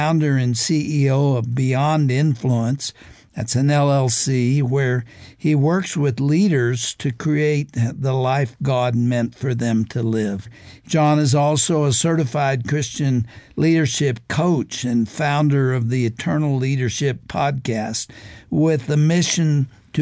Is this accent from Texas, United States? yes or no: yes; Texas, United States; I grew up in Texas.